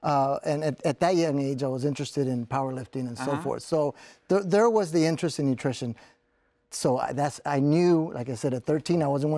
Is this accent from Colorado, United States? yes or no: no; South Texas, United States; I grew up in South Texas, and my parents were migrants, so mm-hmm. we migrated up north to work in the fields.